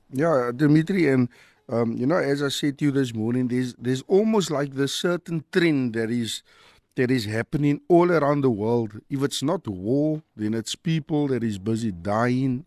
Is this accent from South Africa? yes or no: yes; Cape Town, Western Cape, South Africa; growing up in Mitchells-Plain